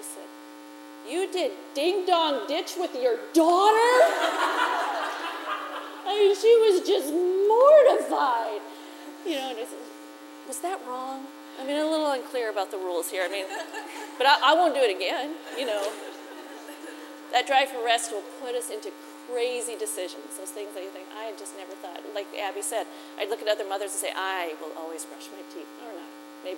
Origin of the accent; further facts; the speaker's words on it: Midwest, United States; moved away as an adult; also born or lived in South Florida; I'm from the Midwest. I can handle blizzards.